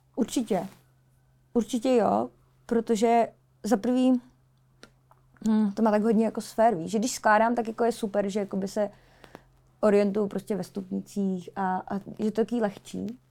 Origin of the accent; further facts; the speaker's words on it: Czechia; tady v Česku u nás